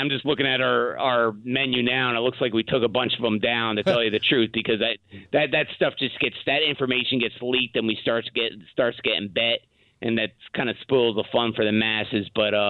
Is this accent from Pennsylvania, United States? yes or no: yes; Philadelphia, Pennsylvania, United States; Well, you know, full disclosure, I'm from Philadelphia.